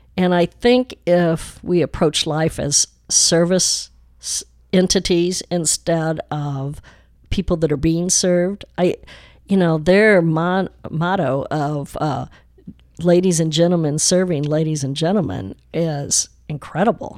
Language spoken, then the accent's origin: English; Chicago, Illinois, United States; also born or lived in Highland Park, Texas / West Dallas, Texas / France; now in Dallas, United States; I've always loved being a Chicagoan